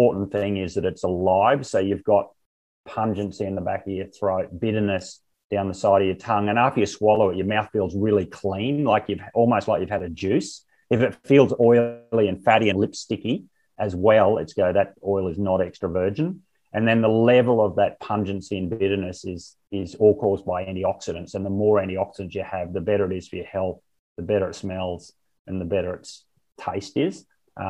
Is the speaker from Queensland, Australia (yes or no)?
yes; Barcaldine, Queensland, Australia; moved away as an adult; I was born on a farm at Barcaldine and had my first 23 years there.